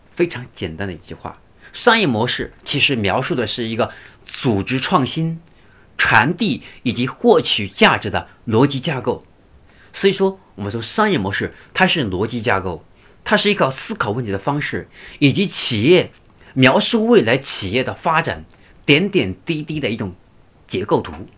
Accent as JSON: {"language": "Chinese", "country": "China", "said": "现在我们中国人，我们就是我们中国目前对价值、性价比的追求"}